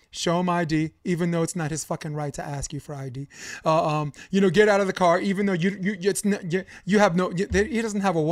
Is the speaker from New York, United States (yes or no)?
yes; New York City, New York, United States; I'm from Brooklyn. I'm from Flatbush Avenue.